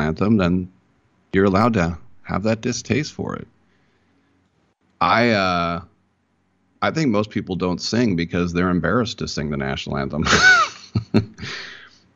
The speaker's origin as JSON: {"language": "English", "town": "Berkeley", "region": "California", "country": "United States", "tie": "born or raised there", "said": "growing up in the Berkeley area"}